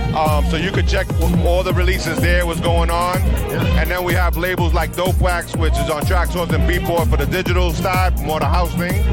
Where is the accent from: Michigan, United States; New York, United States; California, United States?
New York, United States; New York City; growing up in Sunset Park, Brooklyn was a huge melting pot.